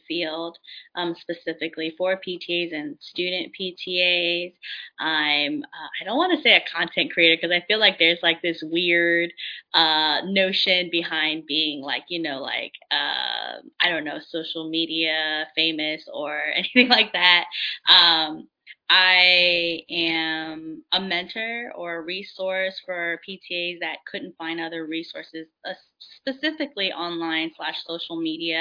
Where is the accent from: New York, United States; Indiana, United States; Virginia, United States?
Virginia, United States; D.C.; born or raised there